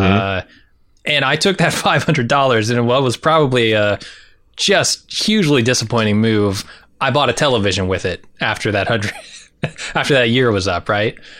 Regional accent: San Diego, California, United States; moved away; also born or lived in rural Indiana; I didn't grow up in rural Indiana. I grew up in San Diego, but I came to rural Indiana eventually

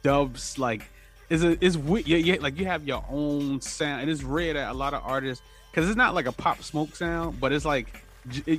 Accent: New York City, New York, United States; I'm from Harlem too

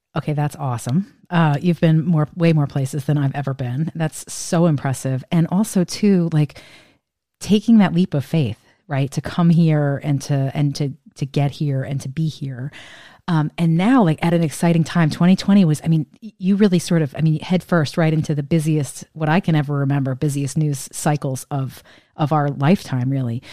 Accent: Northeast, United States; moved away as an adult; now in Washington, D.C., United States; I'm from the Northeast

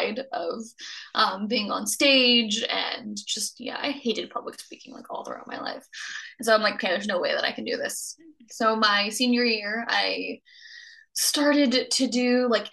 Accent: North Florida, United States; moved away as an adult; now in Los Angeles, United States; I grew up in North Florida.

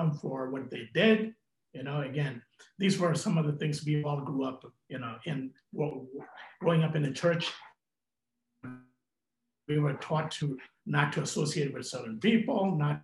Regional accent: New York City, New York, United States; also born or lived in India; I grew up in Brooklyn

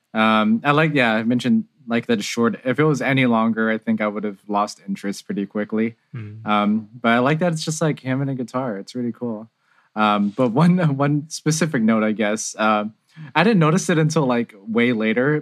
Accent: San Jose, California, United States; I'm from San Jose, California

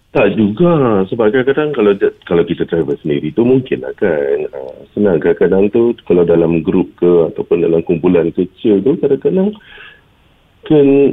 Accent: Malaysia; kita sebagai rakyat Malaysia

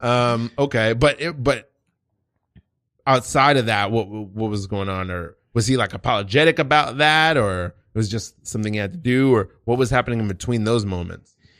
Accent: United States; I was born here in America, but both of my parents are Haitian

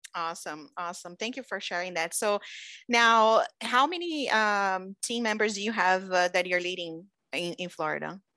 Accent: Brazil; now in United States; I've been in the United States for fifteen years, you know very well, I'm from Brazil.

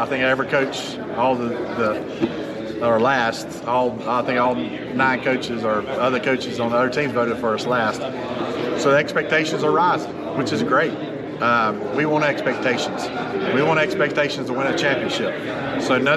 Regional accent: Florida, United States; now in North Carolina, United States; I'm from Florida

